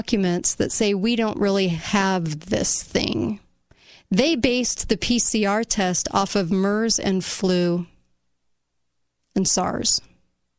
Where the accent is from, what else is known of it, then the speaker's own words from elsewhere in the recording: United States; as an American